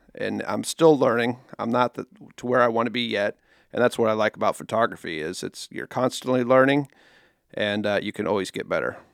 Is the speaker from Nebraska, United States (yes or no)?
yes; Nebraska, United States; moved away as an adult; now in Council Bluffs, United States; I grew up in Nebraska, I mean, across the river